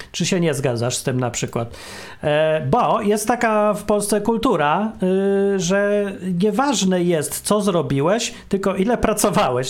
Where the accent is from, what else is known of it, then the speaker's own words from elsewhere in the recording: Poland; moved away; my z Polski, czy tam y, po polsku mówimy